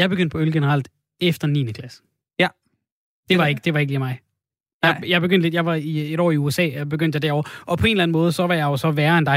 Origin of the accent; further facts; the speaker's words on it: Odense, Southern Denmark, Denmark; Du er fra, du er fra Odense? Jeg er fra Odense.